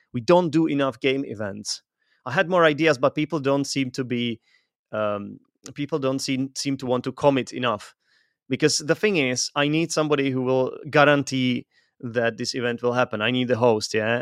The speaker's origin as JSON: {"language": "English", "country": "Czechia", "said": "I'm from Europe. I come from the Czech Republic."}